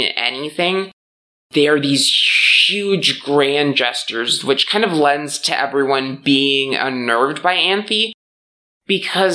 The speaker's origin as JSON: {"language": "English", "region": "Midwest", "country": "United States", "tie": "born or raised there", "said": "growing up in the Midwest"}